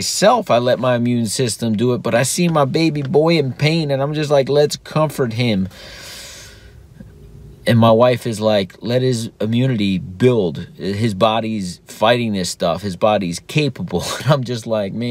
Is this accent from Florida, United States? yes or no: yes; South Florida, United States; I grew up in South Florida, so there's hurricanes.